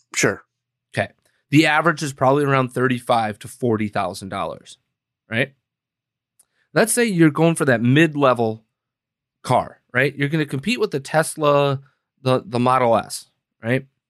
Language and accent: English; Green Bay, Wisconsin, United States; now in Chicago, United States; Green Bay, let's say, right? My hometown